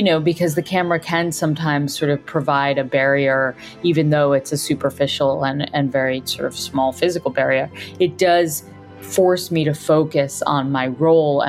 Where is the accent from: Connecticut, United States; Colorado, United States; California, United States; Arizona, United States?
Connecticut, United States; I grew up in Connecticut